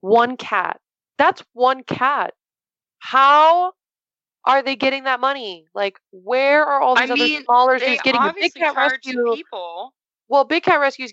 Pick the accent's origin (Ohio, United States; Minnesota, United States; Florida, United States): Florida, United States; moved away; But yes, I'm from Florida. I'm from 2 hours south of Tampa.